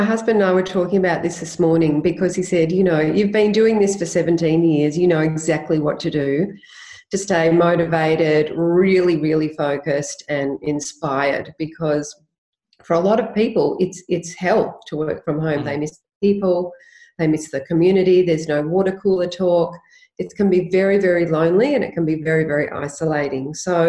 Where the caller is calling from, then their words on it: Hampton, Victoria, Australia; I'm joining you live from Hampton in Victoria.